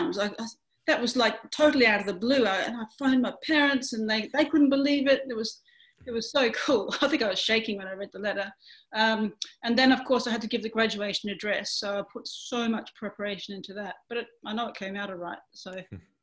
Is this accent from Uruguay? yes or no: no; Western Australia, Australia; moved away; Western Australia, my home state, which I'm missing a lot at the moment